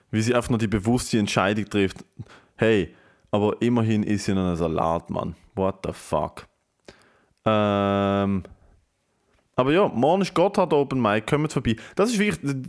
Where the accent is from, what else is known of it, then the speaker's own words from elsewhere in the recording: Basel, Basel-Stadt, Switzerland; Und ich freue mich abartig, in meiner Heimatstadt dürfen auftreten. Wer in Basel Bock auf die Geschichte hat